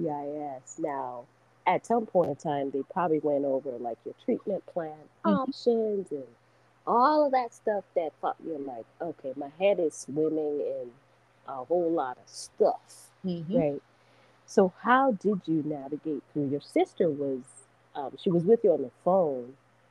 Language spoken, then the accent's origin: English; Nigeria; Yes, Nigeria. Yeah.